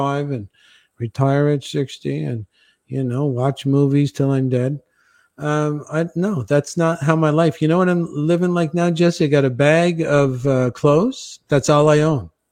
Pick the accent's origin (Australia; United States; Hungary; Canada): Canada; moved away; I'm Canadian